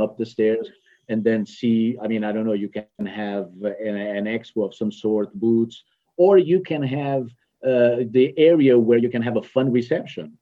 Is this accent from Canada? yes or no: no; France; moved away as an adult; also born or lived in Portugal; now in Houston, United States; originally I'm, I'm French.